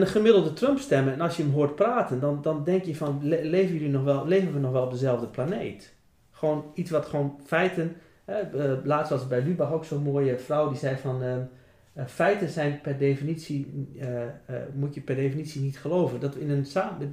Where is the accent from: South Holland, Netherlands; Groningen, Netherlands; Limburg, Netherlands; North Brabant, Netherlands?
Groningen, Netherlands; dan hebben we als Groningers niks meer in te brengen